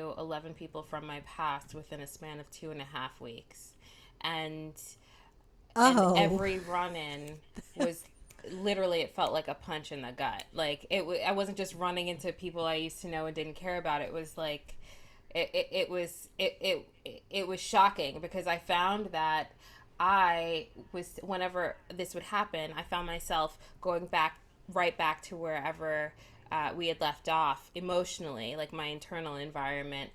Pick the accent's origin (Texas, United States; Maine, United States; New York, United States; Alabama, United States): New York, United States; New York City; moved away as an adult; now in Los Angeles, United States; I am originally from New York. I've been in LA for quite a while now